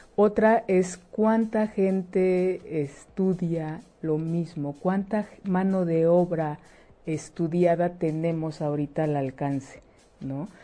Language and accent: Spanish; Mexico; como mexicanas